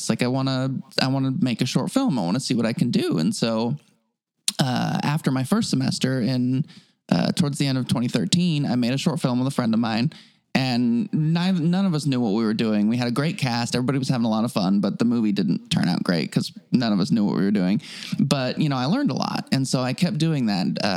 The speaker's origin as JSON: {"language": "English", "town": "Anchorage", "region": "Alaska", "country": "United States", "tie": "born or raised there", "moved": "yes", "said": "I grew up in Anchorage, Alaska."}